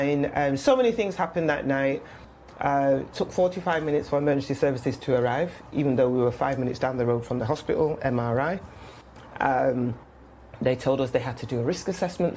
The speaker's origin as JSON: {"language": "English", "town": "Manchester", "region": "North West England", "country": "United Kingdom", "tie": "born or raised there", "also_born_or_lived": "London", "moved": "as an adult", "lives_now": "Manchester, United Kingdom", "said": "I am a Mancunian, born and bred."}